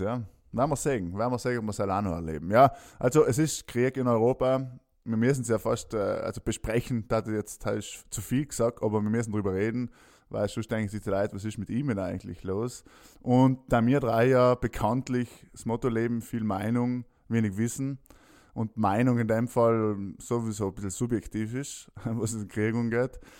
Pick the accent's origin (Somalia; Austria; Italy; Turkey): Italy; South Tyrol, Trentino-Alto Adige; Mir als Südtiroler